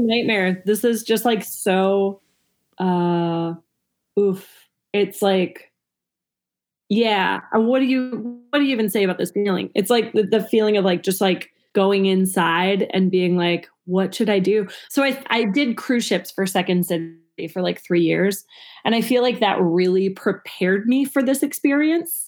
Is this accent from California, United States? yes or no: no; Minnesota, United States; moved away as an adult; now in Chicago, United States; I grew up in Minnesota. I moved to Chicago in 2008 to pursue comedy.